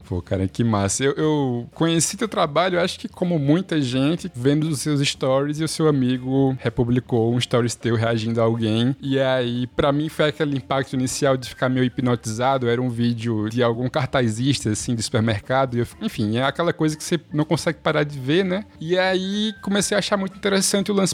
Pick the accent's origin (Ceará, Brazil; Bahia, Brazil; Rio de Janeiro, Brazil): Ceará, Brazil; Cariri; somos do Cariri